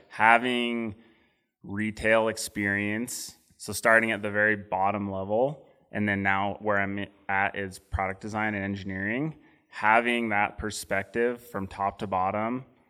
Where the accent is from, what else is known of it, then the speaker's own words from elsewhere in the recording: Salt Lake City, Utah, United States; growing up in Salt Lake